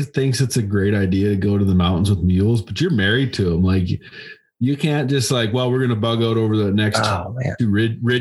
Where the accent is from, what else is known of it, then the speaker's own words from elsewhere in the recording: Alberta, Canada; I'm from Alberta